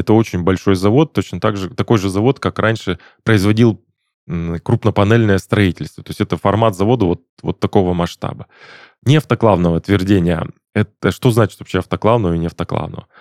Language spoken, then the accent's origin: Russian; Perm, Perm Krai, Russia; now in Krasnodar, Russia; Я, в частности, из Перми, а там у нас был не автоклавного э, завод ячеистых бетонов